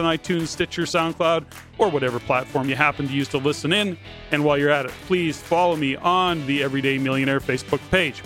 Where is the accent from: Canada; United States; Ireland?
Canada; we're Canadian